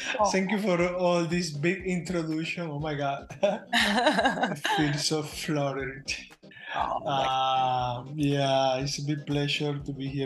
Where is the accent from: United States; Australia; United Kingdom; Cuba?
Cuba; Manatí, Las Tunas; moved away; also born or lived in Havana; I'm from Manatee, Las Tunas. It's a very small town in the south of Cuba, in Oriente